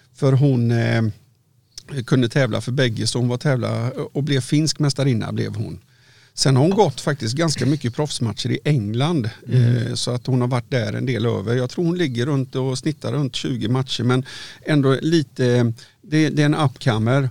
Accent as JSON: {"language": "Swedish", "town": "Varberg", "region": "Halland County", "country": "Sweden", "said": "jag kommer från Varberg"}